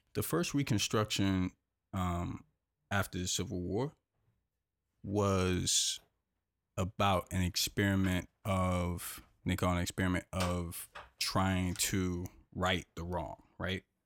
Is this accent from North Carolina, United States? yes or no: yes; North Carolina, United States; I grew up in North Carolina, I grew up in North Carolina.